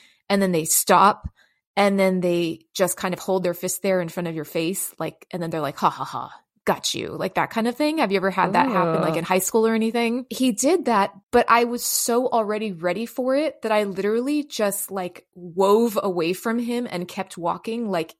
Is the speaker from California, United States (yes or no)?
yes; San Francisco, California, United States; also born or lived in Los Angeles; I grew up in San Francisco and Los Angeles, and I grew up in pretty like, you know, inner city environments.